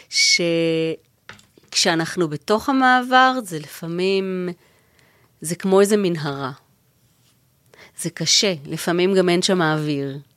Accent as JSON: {"language": "Hebrew", "country": "Israel", "moved": "yes", "said": "אני באה ממשפחה דתית, אה, אבא שלי חובש כיפה, ו... וכשאנחנו נסענו מישראל"}